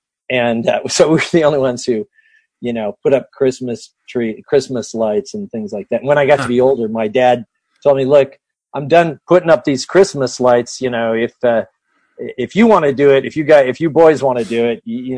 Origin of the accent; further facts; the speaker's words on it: Seattle, Washington, United States; I was born at the Virginia Mason Hospital in Seattle, and I grew up.